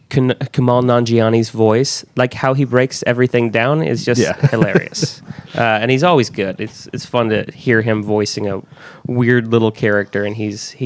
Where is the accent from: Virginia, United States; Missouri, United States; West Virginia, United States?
Missouri, United States; Clinton; born or raised there; moved away